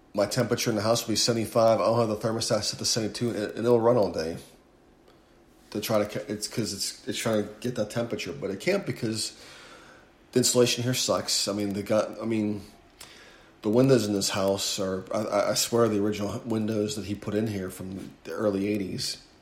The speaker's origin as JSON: {"language": "English", "region": "Northeast", "country": "United States", "tie": "born or raised there", "moved": "as an adult", "lives_now": "Houston, United States", "said": "growing up in the Northeast, I never had to lose water or electricity"}